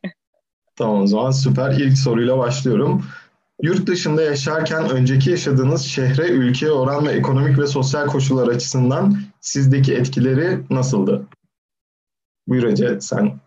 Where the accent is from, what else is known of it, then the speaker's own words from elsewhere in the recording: Turkey; moved away as an adult; now in Darmstadt, Germany; ailem zaten Türkiye'de doğmuşuz, büyümüşüz